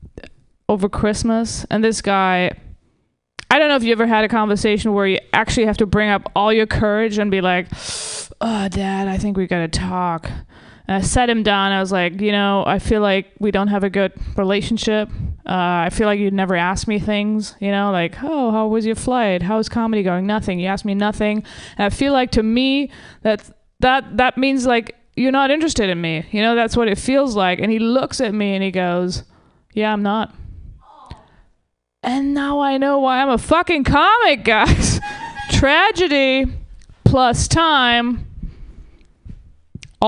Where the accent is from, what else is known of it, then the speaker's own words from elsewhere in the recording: Germany; now in Los Angeles, United States; I'm originally from Germany